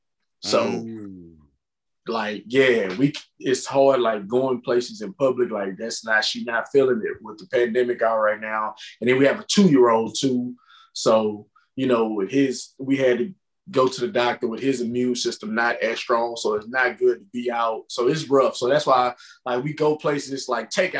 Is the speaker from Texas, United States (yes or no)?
yes; Richmond, Texas, United States; I'm a small town outside of Houston called Richmond